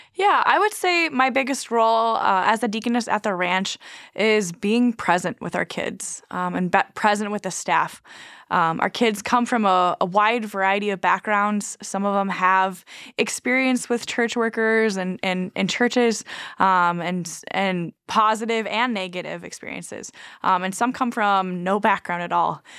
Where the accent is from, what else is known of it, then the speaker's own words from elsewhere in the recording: Nebraska, United States; also born or lived in Sierra Leone; now in Minot, United States; I grew up on a Native American reservation in Nebraska